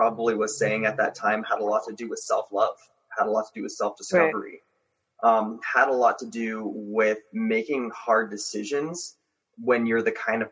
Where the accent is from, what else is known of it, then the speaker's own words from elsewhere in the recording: Los Angeles, California, United States; moved away as an adult; now in Colorado, United States; I grew up in Los Angeles, California. Mainly around the Gardena area. Recently I moved to Colorado